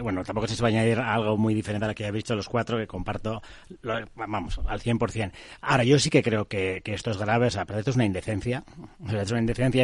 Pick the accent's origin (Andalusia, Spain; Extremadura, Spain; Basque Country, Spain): Basque Country, Spain